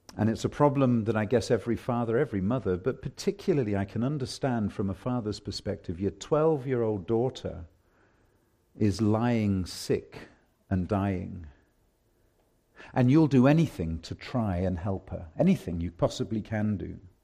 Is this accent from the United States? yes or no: no; England, United Kingdom; now in Canada; I'm English